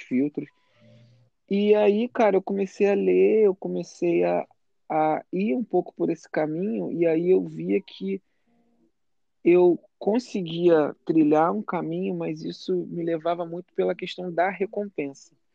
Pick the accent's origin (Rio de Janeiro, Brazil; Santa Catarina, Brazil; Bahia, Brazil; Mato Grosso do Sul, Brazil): Rio de Janeiro, Brazil; moved away as an adult; now in United States; eu sou do Rio